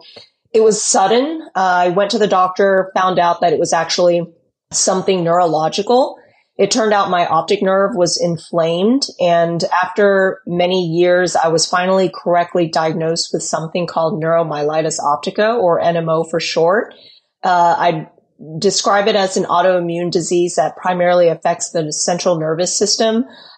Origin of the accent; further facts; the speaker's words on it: Texas, United States; also born or lived in California; I was born in California, but mostly grew up in Texas, I would say. So I consider myself a Texas gal at heart.